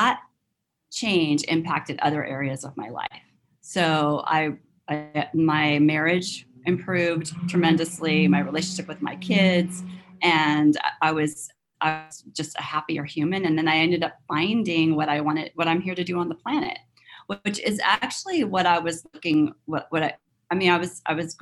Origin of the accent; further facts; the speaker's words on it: Southern California, United States; moved away as an adult; also born or lived in London; now in Northern California, United States; I grew up in Southern California